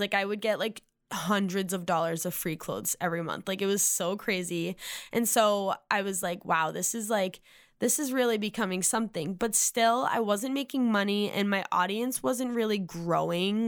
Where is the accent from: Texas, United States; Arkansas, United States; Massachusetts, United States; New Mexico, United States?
Massachusetts, United States; moved away as an adult; now in Nashville, United States; I'm from Massachusetts. I now live in Nashville for the last three and a half years